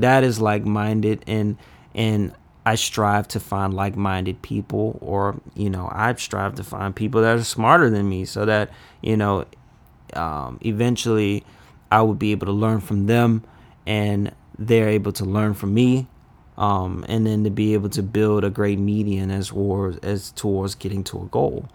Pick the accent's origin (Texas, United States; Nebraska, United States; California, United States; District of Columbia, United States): District of Columbia, United States; Washington; also born or lived in Oxon Hill, Maryland; I grew up in Northwest D C, and it was, used to called Bloomingdale